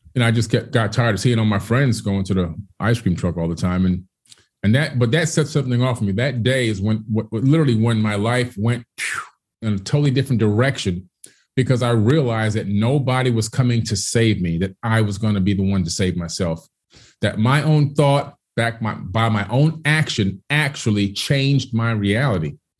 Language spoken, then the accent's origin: English; Miami, Florida, United States; born or raised there; also born or lived in Queens, New York